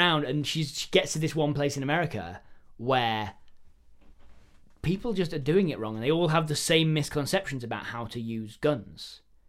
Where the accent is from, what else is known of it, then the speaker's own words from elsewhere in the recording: Alaska, United States; accent: rural Alaskan; we do things a specific way here in rural Alaska, where I was born and bred. This is my rural Alaskan accent.